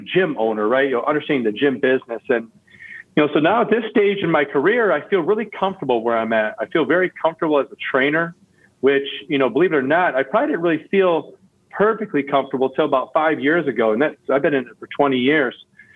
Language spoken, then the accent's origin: English; Lansing, Michigan, United States; my gym I grew up at in Lansing